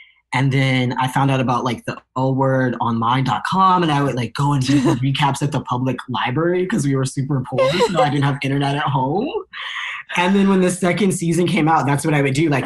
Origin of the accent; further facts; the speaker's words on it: Southern Illinois, United States; I'm from Southern Illinois